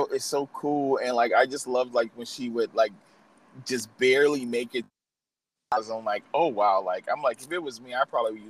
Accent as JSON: {"language": "English", "town": "New Orleans", "region": "Louisiana", "country": "United States", "moved": "yes", "said": "I'm from New Orleans originally."}